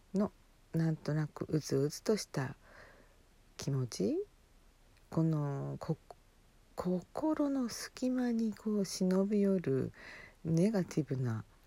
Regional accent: Hokkaido, Japan; born or raised there

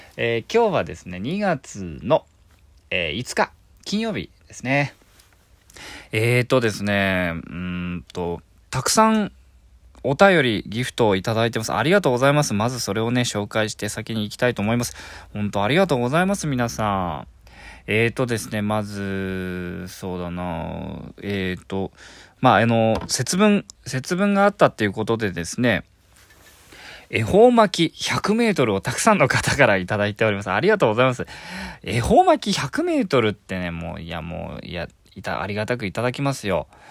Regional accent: Miyazaki, Japan; now in Tokyo, Japan; 地元宮崎県

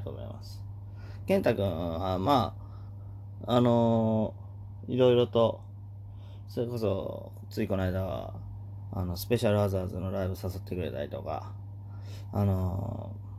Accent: Oita, Japan; moved away as an adult; 小学校からの大親友の、弟と、あのー、よくつるんでたと。地元大分で

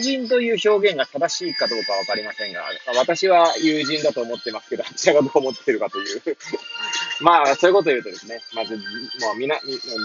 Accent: Hachioji, Tokyo, Japan; moved away as an adult; now in Kamaishi, Japan; 八王子生まれ、八王子育ち

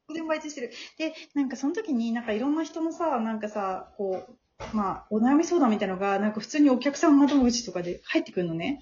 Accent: Tokyo, Japan; also born or lived in Saitama / Nishi-Funabashi; なんか私東京生まれ東京育ちなんだけど

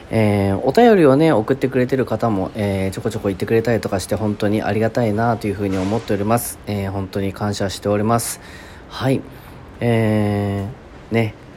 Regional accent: Kasugai, Aichi, Japan; 地元愛知県春日井市

